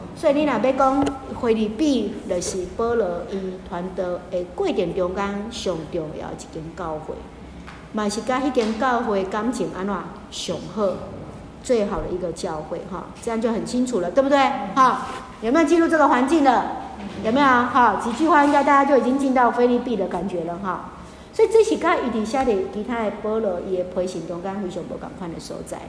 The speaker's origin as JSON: {"language": "Chinese", "country": "Taiwan", "said": "像我们在被日本统治的时候，有没有皇民化运动？好，台湾人就是次等的"}